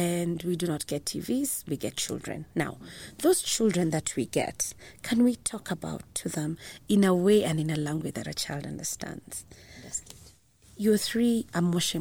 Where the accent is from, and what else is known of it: Kenya